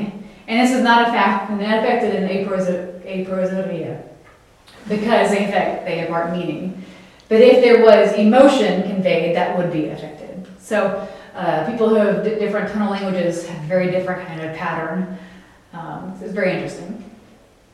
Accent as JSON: {"language": "English", "region": "the South", "country": "United States", "said": "I'm from the South"}